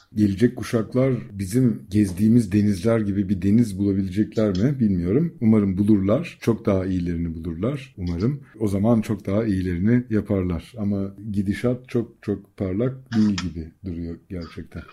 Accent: Bozcaada, Çanakkale, Turkey; bir Bozcaadalı olarak

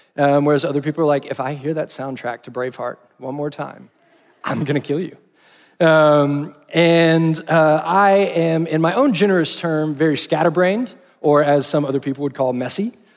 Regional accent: Austin, Texas, United States; moved away as an adult; now in Fort Worth, United States; I grew up in Austin, Texas

